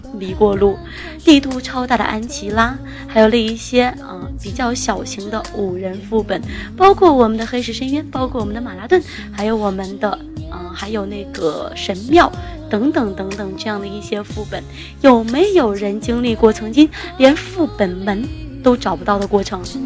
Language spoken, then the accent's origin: Chinese; Jingzhou, Hubei, China; now in Wuhan, China; 本人来自于湖北一个小小的山村里边儿。 呃，我们那个地方呢，隶属于湖北的荆州，当了我现在所在的城市是湖北武汉